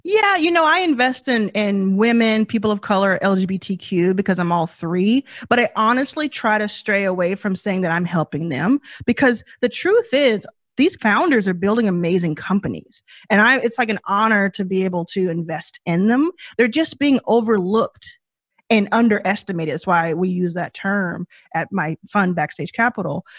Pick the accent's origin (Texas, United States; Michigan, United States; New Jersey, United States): Texas, United States; Dallas; I grew up in Dallas, Texas, like I said, with a mother and my brother